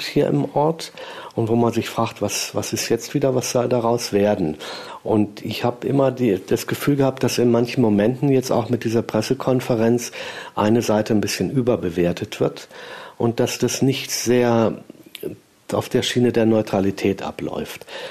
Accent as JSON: {"language": "German", "town": "Göttingen", "region": "Lower Saxony", "country": "Germany", "also_born_or_lived": "Ebersberg", "moved": "as an adult", "lives_now": "Lichtenberg, Germany", "said": "Göttingen stamme"}